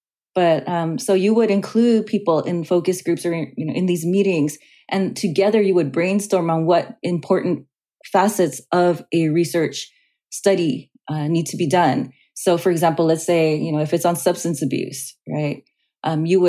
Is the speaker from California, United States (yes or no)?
yes; Los Angeles, California, United States; I grew up in Los Angeles